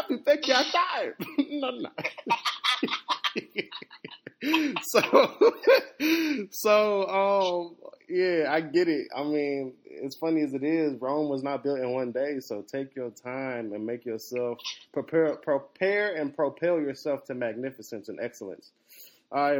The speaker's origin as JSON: {"language": "English", "country": "Nigeria", "said": "in my culture, like, as a Nigerian"}